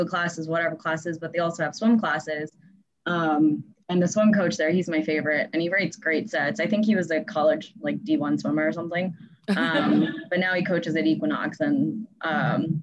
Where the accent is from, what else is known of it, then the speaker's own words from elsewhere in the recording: New York, United States; I'm from New York, but I'm currently not in New York